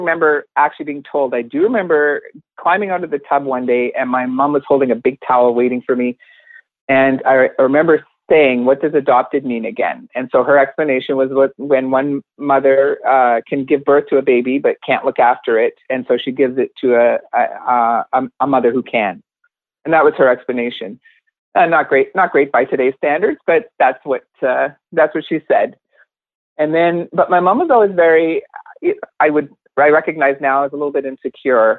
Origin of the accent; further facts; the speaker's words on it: Cochrane, Ontario, Canada; also born or lived in Hawkesbury, Ontario; I was raised in Cochrane, Ontario